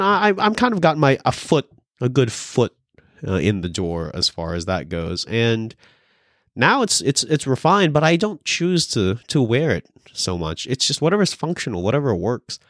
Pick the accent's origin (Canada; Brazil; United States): United States; California; moved away; I'm from California